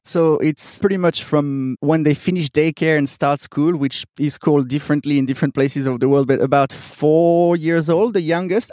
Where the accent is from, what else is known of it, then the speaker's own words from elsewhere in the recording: Switzerland; moved away as an adult; also born or lived in Sydney, Australia; I'm originally from Switzerland